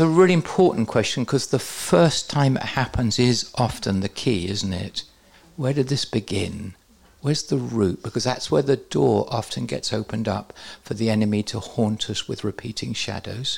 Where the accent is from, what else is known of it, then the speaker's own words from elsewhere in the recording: England, United Kingdom; I'm English